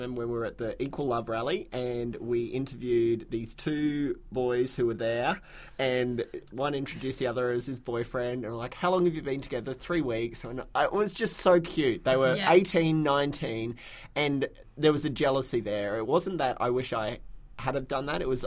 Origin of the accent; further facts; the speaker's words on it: Brisbane, Queensland, Australia; I was born and raised in Brisbane and have lived here my whole life